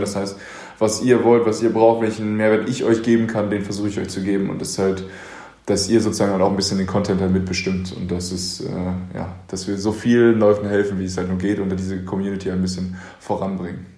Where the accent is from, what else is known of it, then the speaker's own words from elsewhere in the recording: Paderborn, North Rhine-Westphalia, Germany; komme ich aus Paderborn, einer also sehr konservativen Stadt